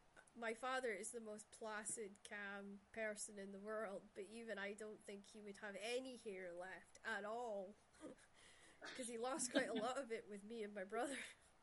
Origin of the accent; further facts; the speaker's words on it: Shetland, Scotland, United Kingdom; growing up in Shetland, the family dynamics was most of the parents of my mother and father's generation, they had 13, 11, those were normal numbers of families.